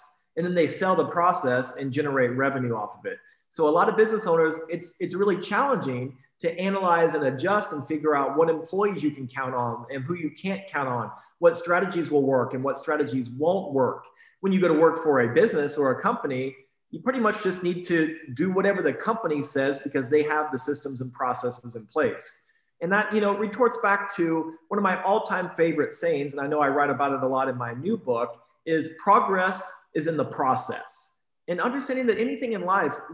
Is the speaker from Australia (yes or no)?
no; Iowa, United States; now in Texas, United States; I was raised in Iowa, and I remember when I was 8, 9, 10 years old, taking shovels and shoveling people's walks